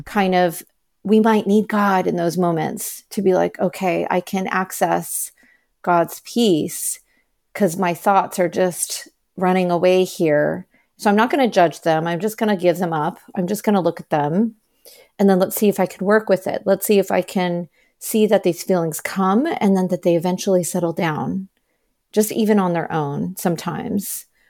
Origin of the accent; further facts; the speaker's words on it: United States; I am Chinese American, so my paternal grandparents were practicing Buddhist.